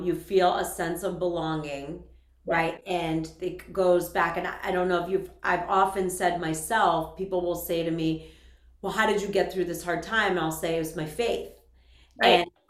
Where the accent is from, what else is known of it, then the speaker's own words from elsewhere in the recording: Worcester, Massachusetts, United States; And I, for me, growing up in Worcester, like we have the same hometown, I was spent all my time in the church.